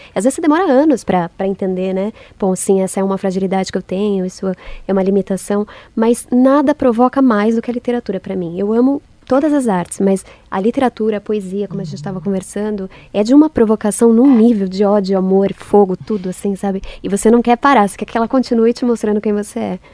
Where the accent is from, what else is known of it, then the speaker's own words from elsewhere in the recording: São Paulo, Brazil; nasci em São Paulo